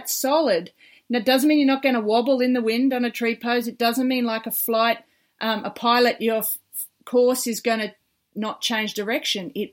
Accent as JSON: {"language": "English", "country": "Australia", "said": "as an Aussie beach volleyballer"}